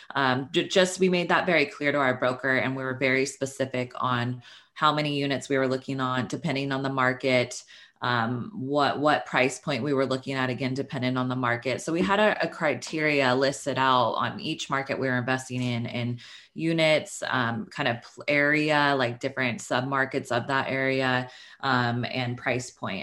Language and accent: English; Sacramento, California, United States; moved away as an adult; now in Los Angeles, United States; I am from Northern California. I'm from Sacramento. uh, grew up there